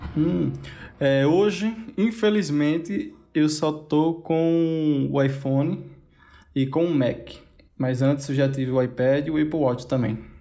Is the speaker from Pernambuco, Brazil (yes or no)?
yes; Caruaru, Pernambuco, Brazil; eu sou de Caruaru, Pernambuco, um pinguim de Pernambuco só